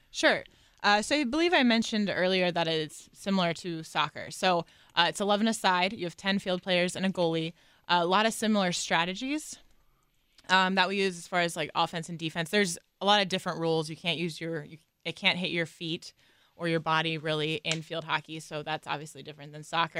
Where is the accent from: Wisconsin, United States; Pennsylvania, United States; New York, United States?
Pennsylvania, United States; Watsontown; also born or lived in Reading, Pennsylvania; I grew up in a really small town in Watson Town, Pennsylvania